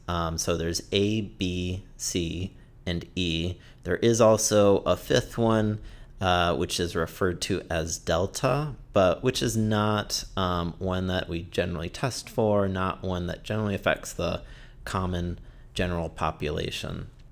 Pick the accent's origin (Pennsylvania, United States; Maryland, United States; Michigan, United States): Michigan, United States; Detroit; moved away as an adult; also born or lived in Florida / Massachusetts; now in Portland, United States; I grew up in Michigan, suburbs of Detroit